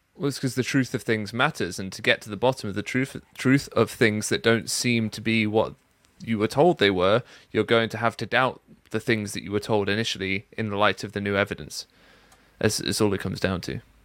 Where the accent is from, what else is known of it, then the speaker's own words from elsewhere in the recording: United Kingdom; I'm already British.